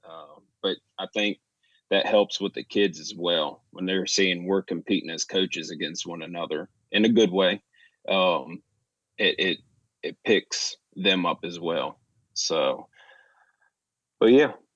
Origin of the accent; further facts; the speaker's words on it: Virginia, United States; I'm from Raleigh, Virginia, so, um, I know my roots